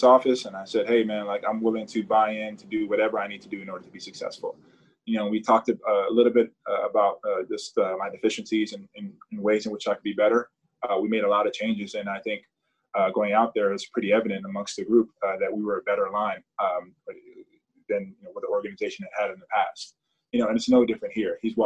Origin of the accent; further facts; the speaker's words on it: United States; as an American, a proud American